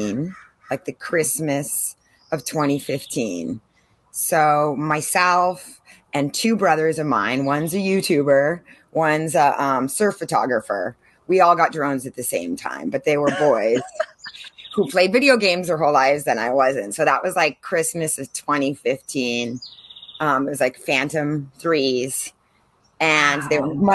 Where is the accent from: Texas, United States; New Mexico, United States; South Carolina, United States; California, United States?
California, United States; San Diego; moved away as an adult; also born or lived in Caribbean; now in San Diego, United States; I'm from San Diego, grew up here, born and raised Californian to the bone, but I moved over 20 years ago to the Caribbean